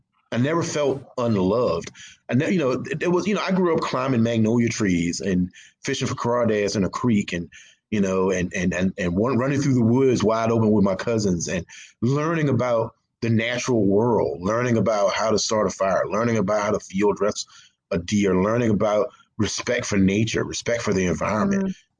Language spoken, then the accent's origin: English; the South, United States; I think the South, growing up in the South, like I said before, I love the South. I'm not ashamed to be from the South.